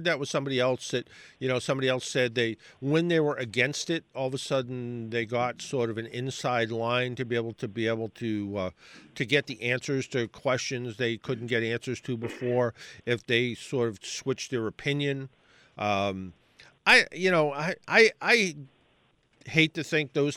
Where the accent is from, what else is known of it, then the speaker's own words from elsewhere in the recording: South Shore, Massachusetts, United States; I grew up on the South Shore